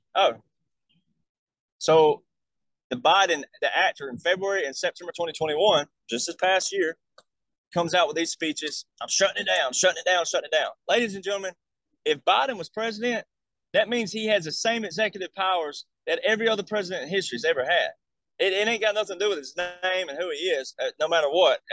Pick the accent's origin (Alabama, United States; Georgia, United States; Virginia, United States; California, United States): Alabama, United States; I'm from Alabama